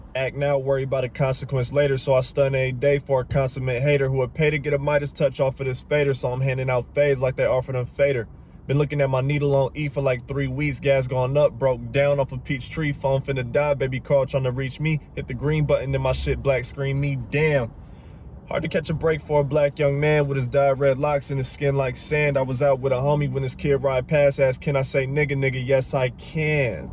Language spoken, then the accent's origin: English; Pontiac, Michigan, United States; moved away; also born or lived in Atlanta, Georgia; I'm from Pontiac, Michigan, by way